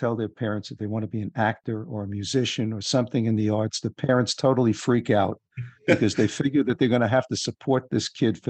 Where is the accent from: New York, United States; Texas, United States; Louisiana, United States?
New York, United States; New York area, United States; because I grew up in the New York area